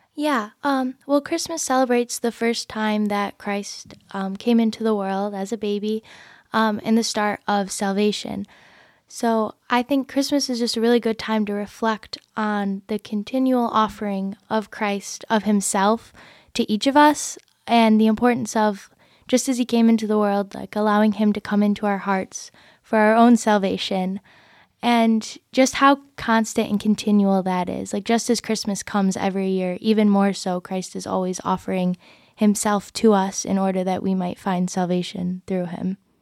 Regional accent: Michigan, United States; I grew up in Michigan. Um, I've lived here my whole life.

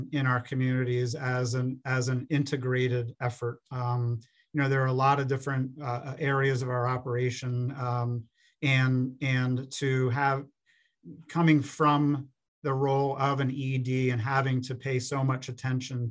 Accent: Pennsylvania, United States; moved away as an adult; also born or lived in Florida / Minnesota; now in Minneapolis–Saint Paul, United States; my home state of Pennsylvania

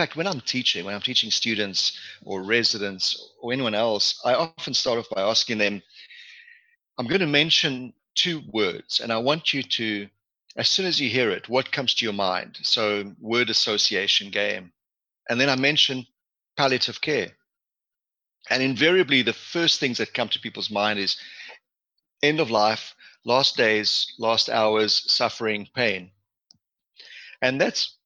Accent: South Africa; also born or lived in Manitoba, Canada / Edmonton, Canada / Calgary, Canada / Ottawa, Canada; now in Hamilton, Canada; I was born and raised in South Africa, hence the African connection.

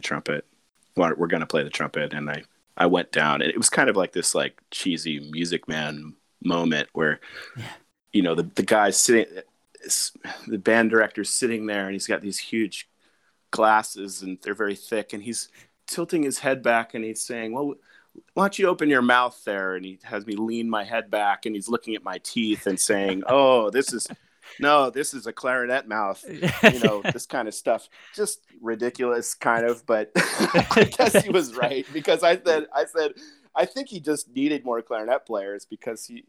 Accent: Seattle, Washington, United States; I grew up in Seattle, Washington

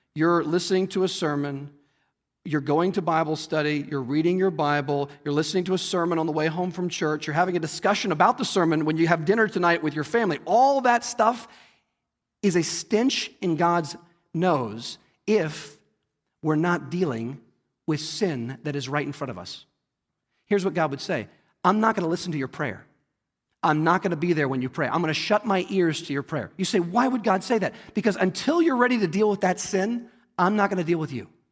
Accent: United States; we as American Christians

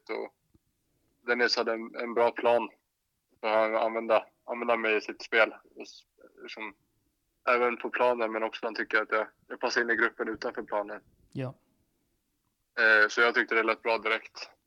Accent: Gotland, Sweden; jag vet faktiskt inte varför det har blivit så, men jag har aldrig haft någon gotländska riktigt.

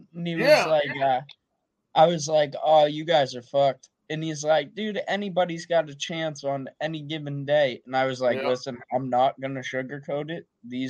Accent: Massachusetts, United States; accent: Boston; my Boston accent only really comes out when I'm angry.

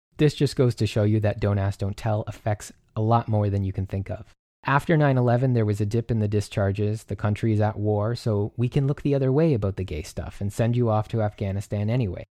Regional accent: Canada; I'm Canadian

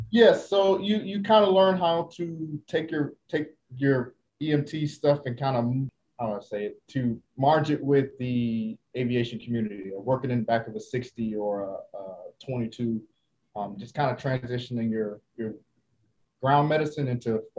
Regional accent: Sanford, Florida, United States; moved away as an adult; also born or lived in Jacksonville, Florida / Okinawa, Japan; now in Lemoore, United States; I'm originally from Florida, Central Florida, Sanford, Florida to be exact.

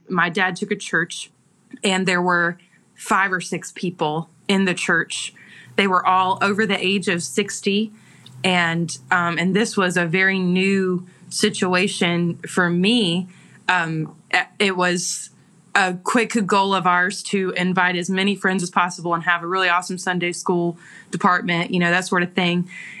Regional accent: the South, United States; accent: Southern; because my accent, my Southern accent, was ridiculously strong.

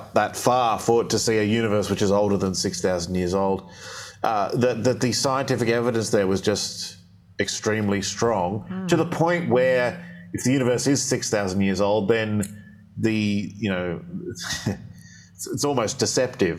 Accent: Australia; I grew up in Australia

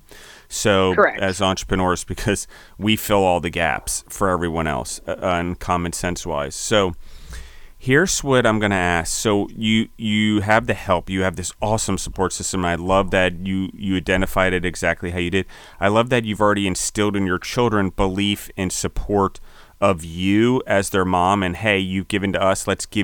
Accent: Maryland, United States; also born or lived in Pennsylvania; I'm from Pennsylvania originally. I was four, and then I moved to Maryland

